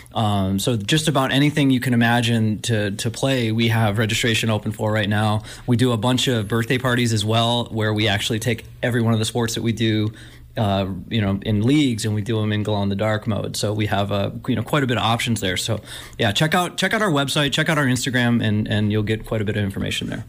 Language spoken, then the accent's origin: English; Buffalo, New York, United States; moved away; I grew up in Buffalo, New York, and I grew up right next to Rich Stadium